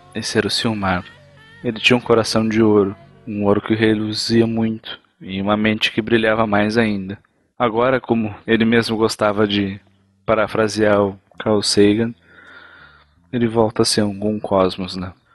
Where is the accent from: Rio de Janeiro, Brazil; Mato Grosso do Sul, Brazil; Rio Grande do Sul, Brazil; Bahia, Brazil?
Rio Grande do Sul, Brazil; interior of